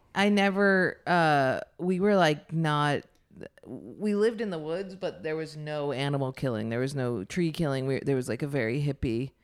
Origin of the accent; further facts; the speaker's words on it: Ithaca, New York, United States; also born or lived in Lansing, New York; I grew up in Ithaca, which is, like, very liberal